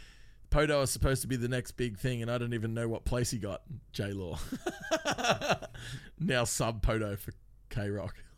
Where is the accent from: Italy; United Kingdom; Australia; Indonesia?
Australia; we're from Australia